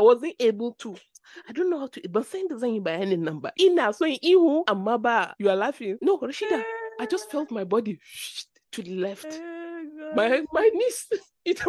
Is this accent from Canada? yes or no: no; Nigeria; moved away; We are Nigerians.